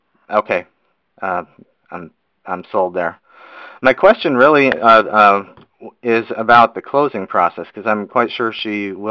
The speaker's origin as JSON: {"language": "English", "town": "Houston", "region": "Texas", "country": "United States", "said": "From Houston, Texas."}